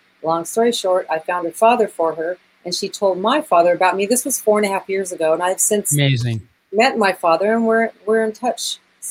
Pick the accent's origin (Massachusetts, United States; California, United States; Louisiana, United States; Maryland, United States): California, United States; Los Angeles; I'm from Los Angeles. I'm fourth generation Los Angeles born, native.